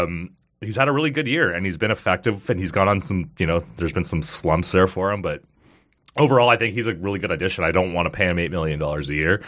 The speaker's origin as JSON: {"language": "English", "town": "Kanata", "region": "Ontario", "country": "Canada", "tie": "born or raised there", "said": "I grew up in Kanata, so I loved, like, as a kid going to Sundance Games was awesome"}